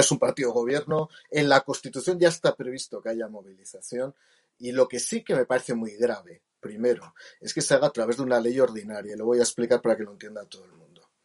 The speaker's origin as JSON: {"language": "Spanish", "town": "Jaca", "region": "Aragon", "country": "Spain", "said": "soy aragones, no soy gallego. Y soy de Jaca"}